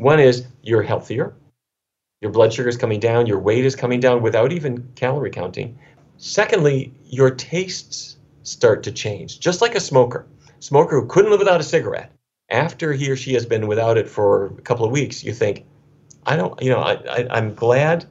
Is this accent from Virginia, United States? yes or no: no; Fargo, North Dakota, United States; When I was a kid growing up in Fargo, North Dakota